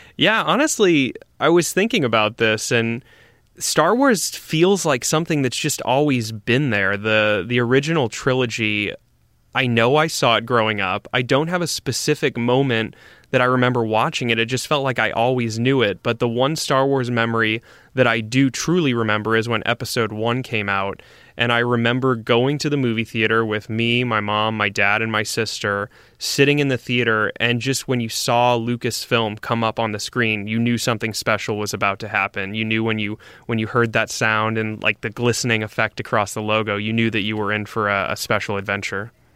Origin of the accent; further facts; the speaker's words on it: St. Louis, Missouri, United States; moved away; I grew up in Saint Louis, Missouri